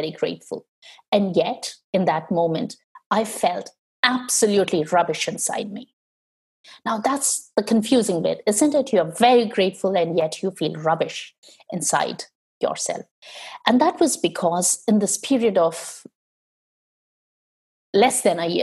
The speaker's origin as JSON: {"language": "English", "country": "India", "tie": "born or raised there", "moved": "as an adult", "said": "when I was growing up in India, growing up in a highly patriarchal culture"}